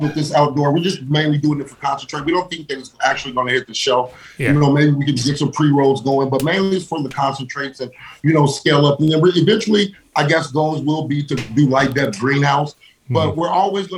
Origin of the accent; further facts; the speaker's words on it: Denver, Colorado, United States; I'm a native down in Denver